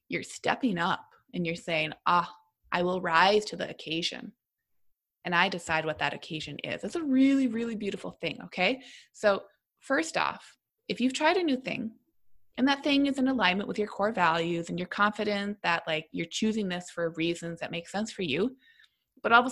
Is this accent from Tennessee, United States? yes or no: no; Minnesota, United States; because also as a Minnesotan, you got to talk about the weather.